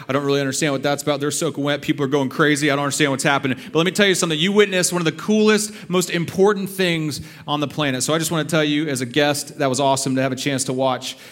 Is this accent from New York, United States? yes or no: no; Texas, United States; I'm from Texas